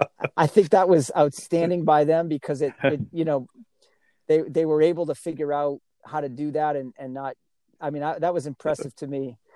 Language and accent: English; New England, United States; now in San Diego, United States; I come from New England and I live in sunny San Diego